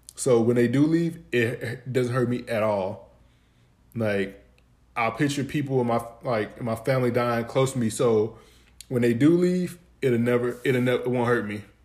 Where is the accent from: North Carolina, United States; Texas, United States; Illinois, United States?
Texas, United States; Dallas; I'm from Dallas, Texas, but I'm from a part of Dallas, Texas called Pleasant Grove